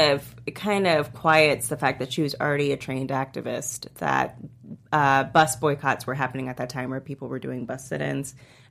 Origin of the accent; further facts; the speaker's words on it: Atlanta, Georgia, United States; moved away; The only reason I know so much about civil rights is because I grew up partly in Atlanta.